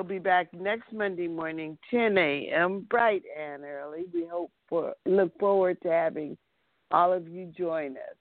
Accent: Los Angeles, California, United States; I grew up in that neighborhood, too. I grew up on St. Andrew's Place, and I remember Berkeley Square

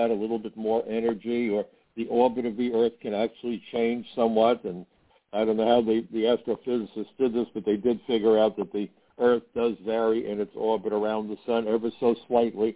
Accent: New York City, New York, United States; When I was a kid growing up in Brooklyn, my mother gave me an allowance

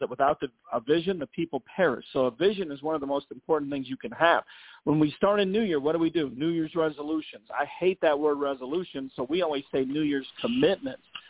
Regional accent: Chicago, Illinois, United States; moved away as an adult; also born or lived in Dallas, Texas / Indiana / California; now in Rancho Cucamonga, United States; I'm from Chicago, Illinois. That's where I was born and I was raised

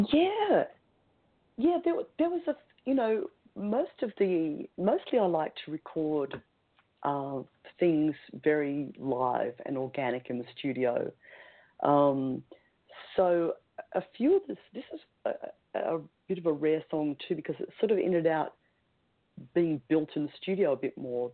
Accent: Melbourne, Victoria, Australia; in my hometown

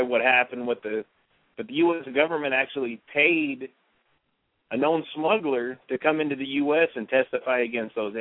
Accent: Texas, United States; just as an American, as a Texan

